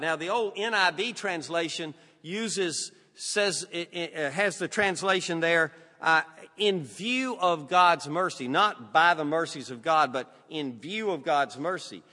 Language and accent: English; Southern United States, United States; accent: Southern; Southern's my native tongue